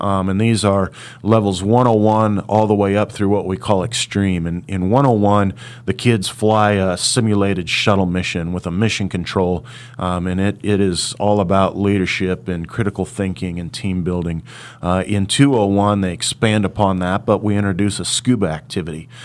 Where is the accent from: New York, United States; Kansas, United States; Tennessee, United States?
Kansas, United States; Hutchinson; my hometown of Hutchinson